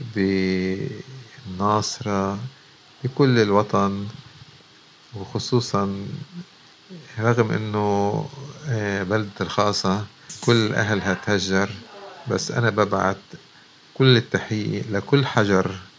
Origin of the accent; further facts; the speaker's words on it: Lebanon; إحنا ربينا بلبنان